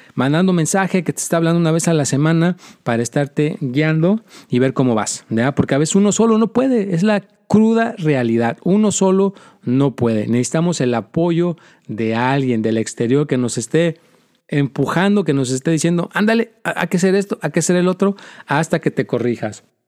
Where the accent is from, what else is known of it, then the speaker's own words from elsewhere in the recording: Mexico; now in United States; mi propio país, de donde yo soy